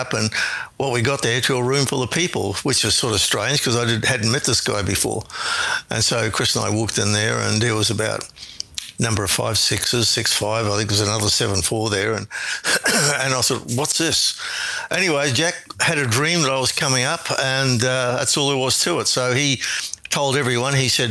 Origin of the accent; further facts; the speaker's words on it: Brisbane, Queensland, Australia; moved away as an adult; also born or lived in Wellington, New Zealand; I was born in Brisbane in 1948 in Queensland, Australia.